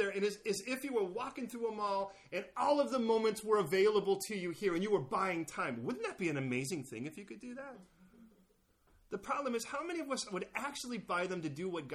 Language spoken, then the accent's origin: English; California, United States; I'm from California.